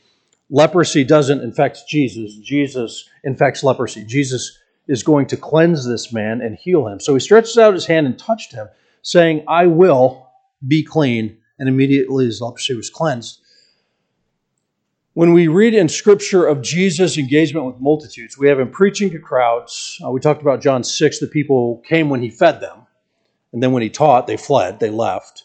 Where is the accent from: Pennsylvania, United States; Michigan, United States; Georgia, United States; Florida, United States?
Georgia, United States; Atlanta; I'm from Atlanta